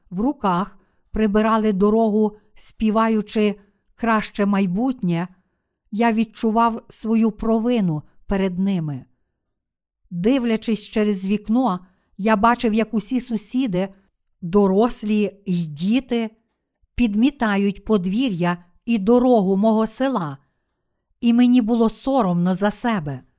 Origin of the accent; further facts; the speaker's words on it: Busan, South Korea; Ukrainian is a second language; Я виріс в Бусані, у найбільшому портовому місті Кореї.